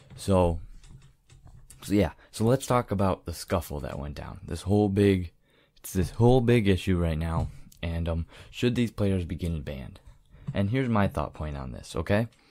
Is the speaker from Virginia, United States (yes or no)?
no; Michigan, United States; I'm from Michigan, so I'm a big Michigan State fan